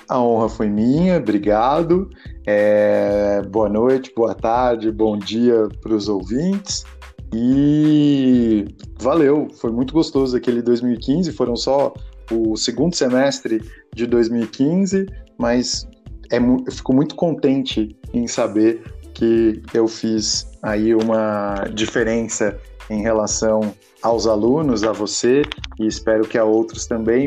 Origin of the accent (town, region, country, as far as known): Bragança Paulista, São Paulo, Brazil; also born or lived in Portugal